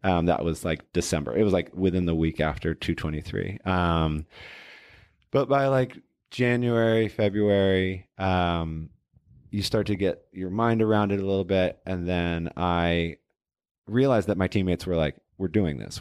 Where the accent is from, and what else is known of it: Portland, Oregon, United States; also born or lived in Boston, Massachusetts / Cambridge, Massachusetts